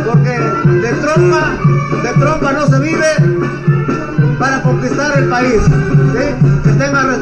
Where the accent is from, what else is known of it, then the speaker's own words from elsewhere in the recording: Tlapa, Guerrero, Mexico; como dijeran aquí en mi pueblo náhuatl